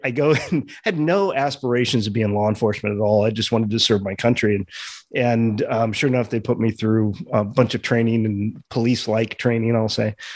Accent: Los Angeles, California, United States; I grew up in Los Angeles in kind of a, a Hollywood family

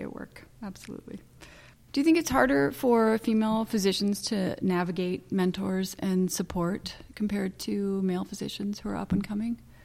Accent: Santa Barbara, California, United States; I was born in Cottage Hospital

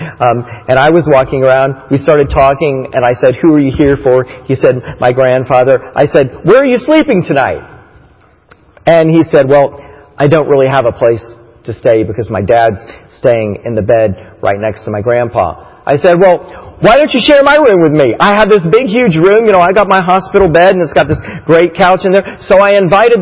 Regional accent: Titusville, Florida, United States; moved away; we grew up in Titusville, Florida, near Disney World

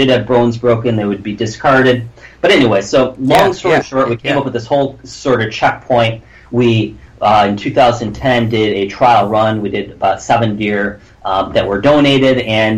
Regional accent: Detroit, Michigan, United States; moved away; I'm originally from Detroit, Michigan

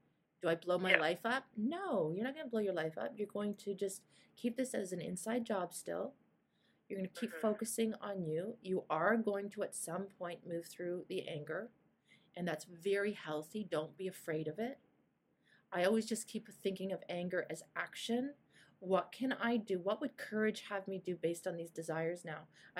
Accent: Toronto, Ontario, Canada; born there; I live in Green Bank. I'm married to Aaron. My daughter's name Madeline and Julia. I was born in Toronto.

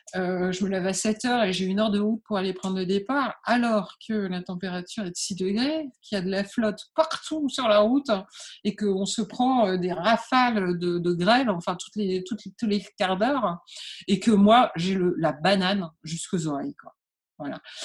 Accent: Calais, Hauts-de-France, France; je suis née à Calais, en fait, hein, donc euh, sur les bords euh, de la mer du Nord

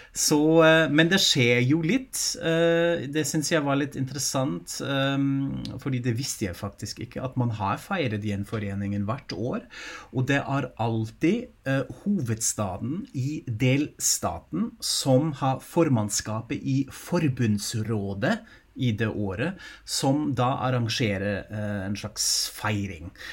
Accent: Germany; moved away; jeg er jo tysk selv

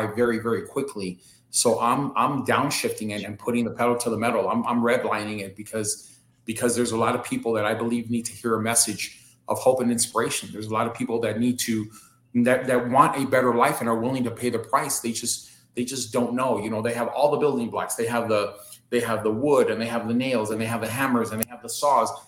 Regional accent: Los Angeles, California, United States; being born and raised in South Central

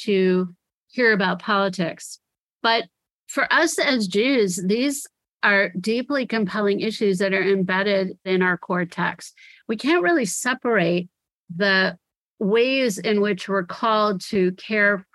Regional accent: United States; to me as an American

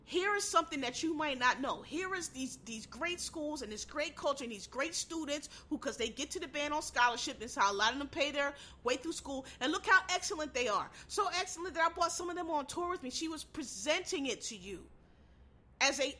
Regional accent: Philadelphia, Pennsylvania, United States; I grew up in Philadelphia

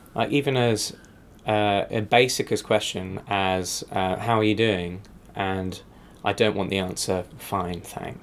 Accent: England, United Kingdom; moved away; as an English person in America

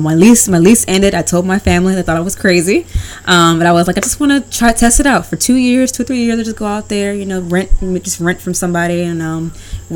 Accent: Charlotte, North Carolina, United States; moved away as an adult; also born or lived in Virginia; now in Puerto Rico; where I grew up in North Carolina, Charlotte

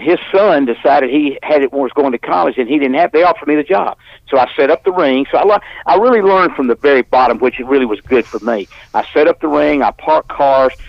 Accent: Birmingham, Alabama, United States; I went to Phillips High School in Birmingham, Alabama. That's where I live in Birmingham.

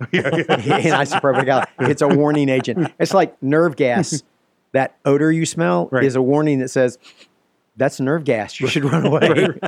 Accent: Central Alabama, United States; I'm from Central Alabama.

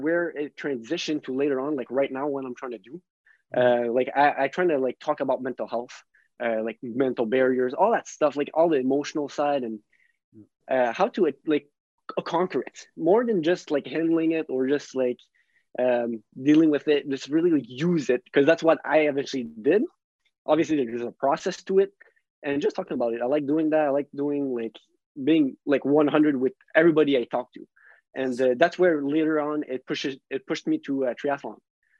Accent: Ottawa, Ontario, Canada; born there; accent: French; English is a second language; I was born in Ottawa, but I still have that French accent, but I moved a lot.

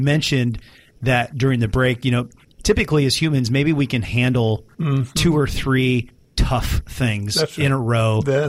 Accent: Edmonds, Washington, United States; I grew up in Edmonds

